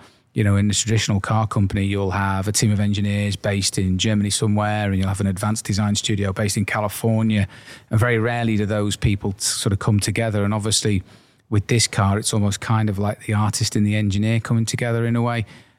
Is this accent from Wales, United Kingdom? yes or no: yes; Wales, United Kingdom; And obviously, coming from the area, Ian and I grew up in and around the Liverpool area in North Wales specifically.